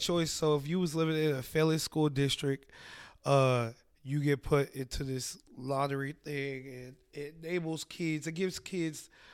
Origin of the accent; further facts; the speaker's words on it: Columbus, Ohio, United States; I grew up right by Children's